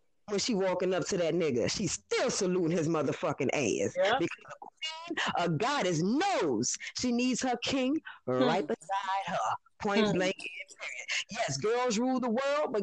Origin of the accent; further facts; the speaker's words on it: New Orleans, Louisiana, United States; I'm from New Orleans, Louisiana